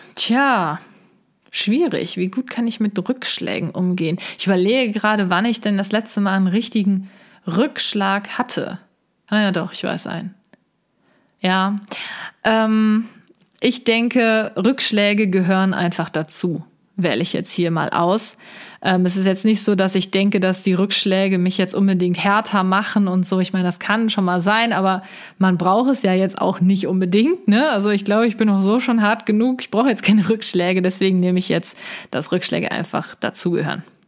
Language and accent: German; near Cologne, North Rhine-Westphalia, Germany; komme ich aus der Nähe von Köln